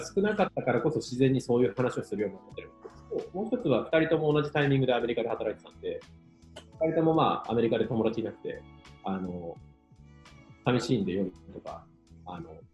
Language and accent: Japanese; Iwate, Japan; moved away; 岩手県の沿岸にある人口4000人ぐらいの村の出身で